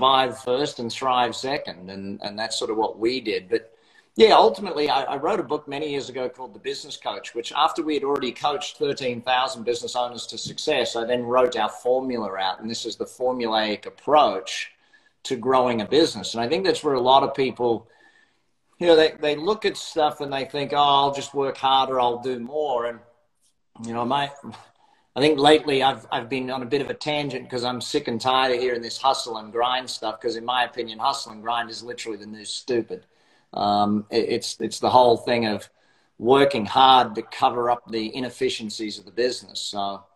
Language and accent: English; Brisbane, Queensland, Australia; accent: Australian; now in Las Vegas, United States; Australian by birth, now live in Las Vegas.